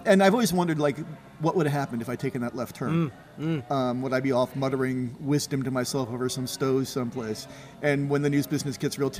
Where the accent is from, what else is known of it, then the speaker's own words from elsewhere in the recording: Torrington, Connecticut, United States; moved away as an adult; also born or lived in Chicago; now in Pennsylvania, United States; I grew up in Litchfield County in Connecticut, which is the far northwestern corner of the state